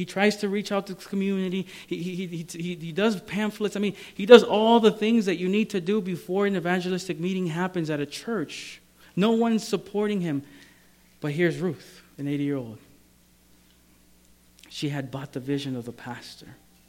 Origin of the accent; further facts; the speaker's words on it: Maryland, United States; And you know, and I come from Maryland.